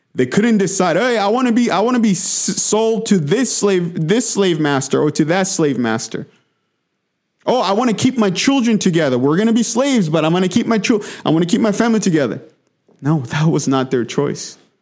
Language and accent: English; DR Congo; now in United States; I grew up in the Democratic Republic of Congo, in the heart of Africa. But I li-, I've, I've, I've lived in America for the last twenty-one years